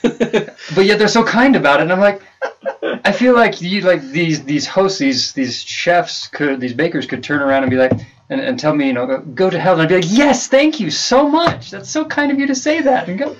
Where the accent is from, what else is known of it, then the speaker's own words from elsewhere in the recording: Leicester, East Midlands, United Kingdom; This girl was like, where are you from? I'm like, Leicester.